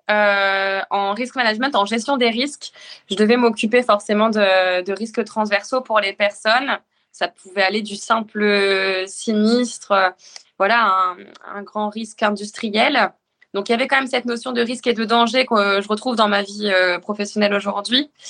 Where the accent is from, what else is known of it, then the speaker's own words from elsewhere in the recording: northern France, France; now in Le Havre, France; Je suis originaire du nord de la France et j'ai signé rapidement en club de triathlon. D'abord à Arras, puis à Rouen en arrivant en Seine-Maritime et enfin au Havre où je suis toujours.